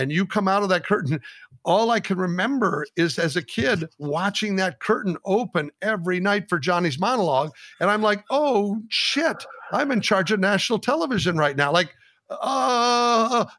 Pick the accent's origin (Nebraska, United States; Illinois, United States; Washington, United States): Nebraska, United States; I was from Nebraska